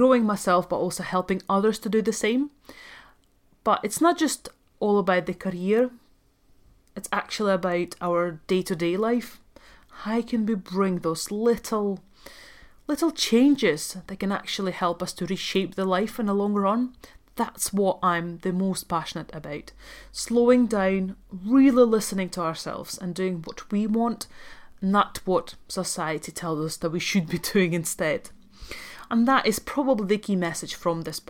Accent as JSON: {"language": "English", "country": "Latvia", "tie": "born or raised there", "also_born_or_lived": "Dundee, Scotland / Aberdeen, Scotland", "accent": "Scottish", "second_language": "English", "moved": "as an adult", "lives_now": "London, United Kingdom", "said": "I'm actually from Latvia, so I was born and raised in Latvia. I moved to UK when I was 19 to go to university"}